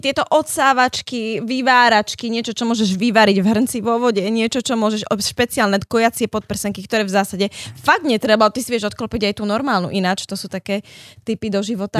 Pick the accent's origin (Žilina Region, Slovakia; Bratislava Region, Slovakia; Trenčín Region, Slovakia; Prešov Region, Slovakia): Prešov Region, Slovakia; Prešov; also born or lived in Košice; ja som sa narodila v Košiciach, ale od asi roka žijem v Prešove